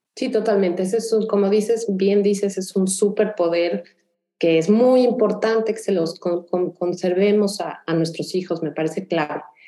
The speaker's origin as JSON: {"language": "Spanish", "region": "Mexico City", "country": "Mexico", "moved": "yes", "lives_now": "Houston, United States", "said": "yo soy de la Ciudad de México"}